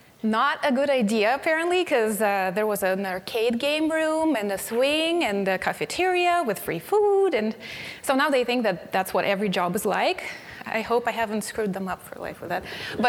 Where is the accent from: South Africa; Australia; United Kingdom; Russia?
Russia; Siberia; English is a second language; moved away as an adult; When I was 19, I moved from Siberia, and one of the articles is about